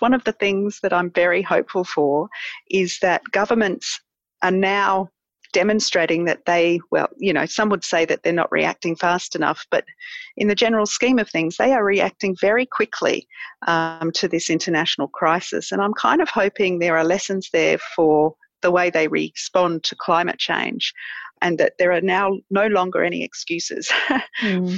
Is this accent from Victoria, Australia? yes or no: no; Manly, New South Wales, Australia; moved away as an adult; also born or lived in London; now in Adelaide Hills, Australia; I grew up in Manly and um, spent my whole life there until moving to the Adelaide Hills